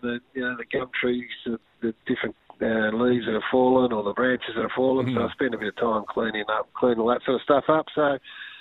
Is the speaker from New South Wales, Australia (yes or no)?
no; Kyabram, Victoria, Australia; I grew up in Kyabram